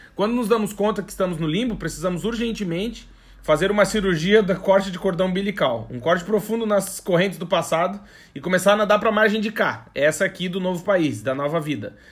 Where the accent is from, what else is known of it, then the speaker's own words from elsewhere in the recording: Brazil; moved away as an adult; now in Portugal; mas eu sou brasileiro, né? Eu não sou português